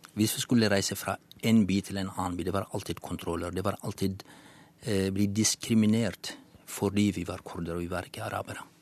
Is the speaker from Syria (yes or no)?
yes; Syria; first language Kurdish; Norwegian is a second language; moved away as an adult; now in Norway; kurder fra Syria